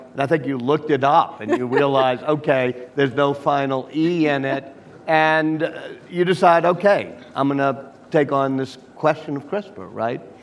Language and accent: English; Louisiana, United States; my home state of Louisiana